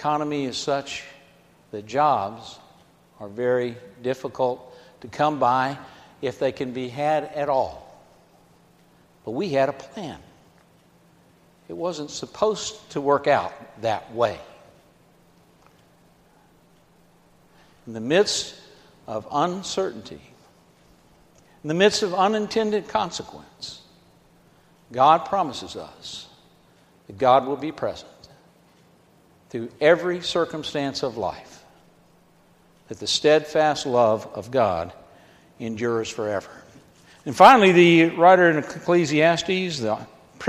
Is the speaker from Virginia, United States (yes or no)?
no; Georgia, United States; I'm from Georgia